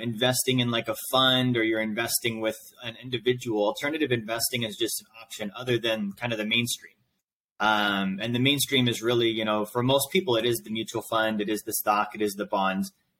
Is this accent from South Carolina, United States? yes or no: no; Alaska, United States; now in Tampa, United States; I'm originally from Alaska